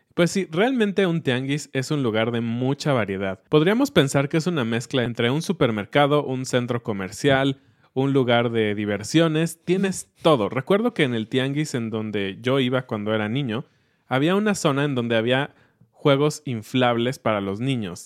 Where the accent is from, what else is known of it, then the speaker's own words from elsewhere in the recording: Mexico; nosotros como mexicanos